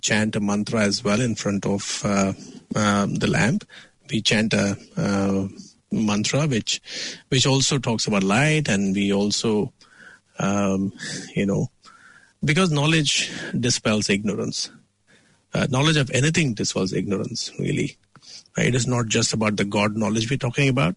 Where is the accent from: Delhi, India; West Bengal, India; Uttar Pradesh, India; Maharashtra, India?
Maharashtra, India; Mumbai; also born or lived in South India; I'm actually a South Indian in origin, though I'm from Mumbai in West India.